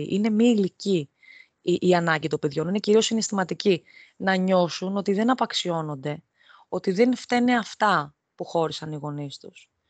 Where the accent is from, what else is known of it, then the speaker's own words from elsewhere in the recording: Athens, Attica, Greece; moved away as an adult; now in Rhodes, Greece; ενώ κατάγομαι από την Αθήνα, έχω γεννηθεί, έχω μεγαλώσει στην Αθήνα από το 23ο έτος ηλικίας μου και μετά, δηλαδή μετά το πτυχίο μου στην ουσία, ε, μετακόμισα στη Ρόδο